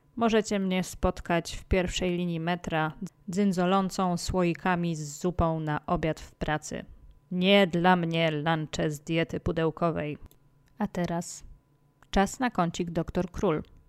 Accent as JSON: {"language": "Polish", "town": "Częstochowa", "region": "Silesian Voivodeship", "country": "Poland", "tie": "born or raised there", "also_born_or_lived": "Łódź / Warsaw", "moved": "yes", "said": "Urodziłam się w Częstochowie"}